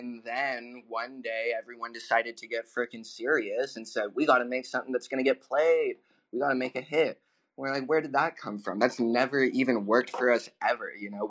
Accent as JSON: {"language": "English", "region": "California", "country": "United States", "tie": "born or raised there", "moved": "yes", "said": "I was born in California."}